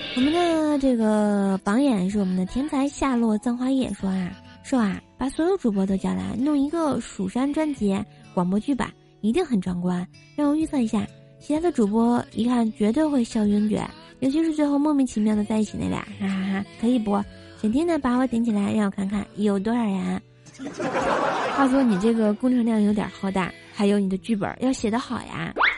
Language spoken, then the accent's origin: Chinese; China; 作为一个中国人